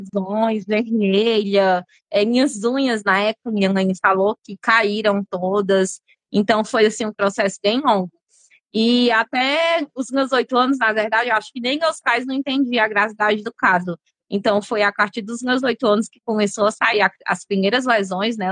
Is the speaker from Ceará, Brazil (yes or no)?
yes; Fortaleza, Ceará, Brazil; eu é sou daqui de Fortaleza mesmo. Mas na época, meus pais viviam mais no interior